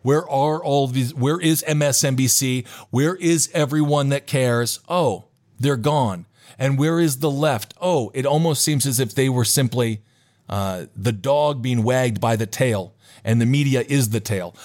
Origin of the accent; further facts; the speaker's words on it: Stevens Point, Wisconsin, United States; my hometown of Stevens Point, Wisconsin, has a tank.